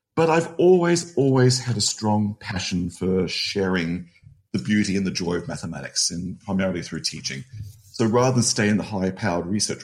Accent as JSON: {"language": "English", "town": "Adelaide", "region": "South Australia", "country": "Australia", "tie": "born or raised there", "moved": "yes", "lives_now": "Phoenix, United States", "said": "I grew up in Australia, grew up in Adelaide"}